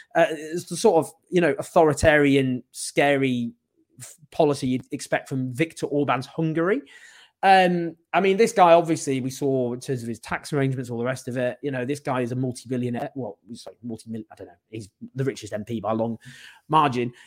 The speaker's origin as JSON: {"language": "English", "town": "Stockport", "region": "North West England", "country": "United Kingdom", "said": "I'm from Stockport."}